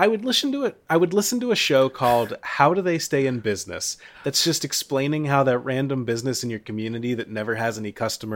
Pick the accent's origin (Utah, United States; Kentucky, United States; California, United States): Kentucky, United States; Florence; a restaurant in my hometown